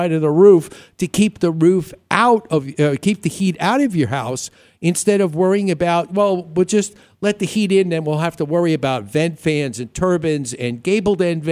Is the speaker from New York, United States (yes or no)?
yes; New York, United States; now in Arizona, United States; growing up in New York